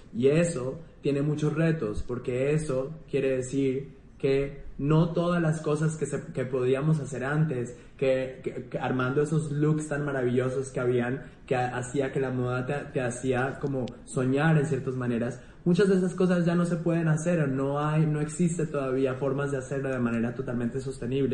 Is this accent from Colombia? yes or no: yes; Colombia; moved away